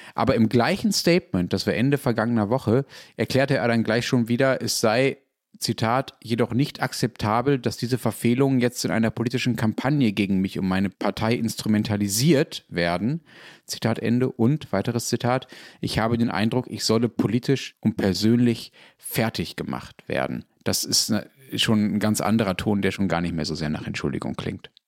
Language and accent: German; Germany; als Deutscher